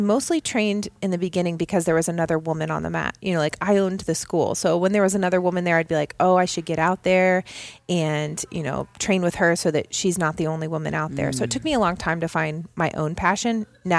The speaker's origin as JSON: {"language": "English", "town": "Indianapolis", "region": "Indiana", "country": "United States", "tie": "born or raised there", "said": "I'm from Indianapolis, born and raised. I'm a Hoosier through and through."}